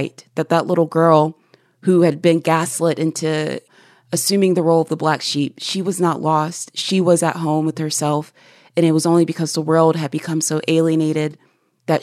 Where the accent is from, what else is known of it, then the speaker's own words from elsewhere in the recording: South Carolina, United States; I had growing up in South Carolina